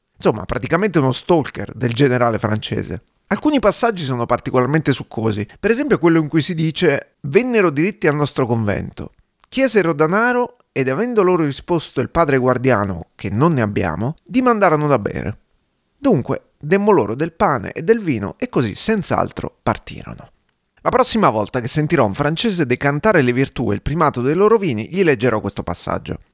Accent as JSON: {"language": "Italian", "region": "Abruzzo", "country": "Italy", "also_born_or_lived": "Madrid, Spain", "moved": "yes", "lives_now": "Trento, Italy", "said": "sono abruzzese"}